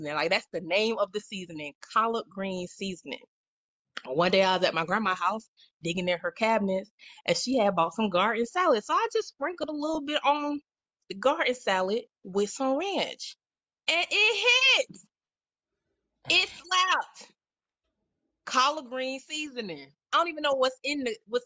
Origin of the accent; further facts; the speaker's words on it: the South, United States; I'm from the South